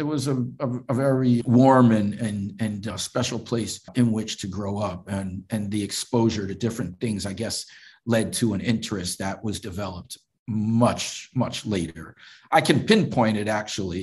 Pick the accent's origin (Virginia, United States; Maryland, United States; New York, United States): New York, United States; New York City; by the time I was born and growing up in New York in the 70s